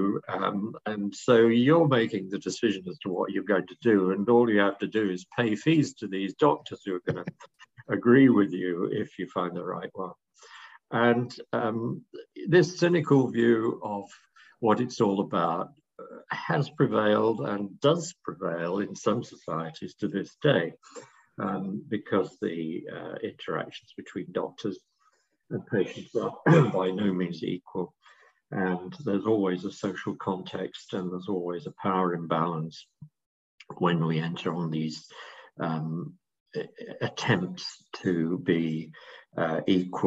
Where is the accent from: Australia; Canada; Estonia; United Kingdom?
United Kingdom; England; I'm speaking, of course, as an Englishman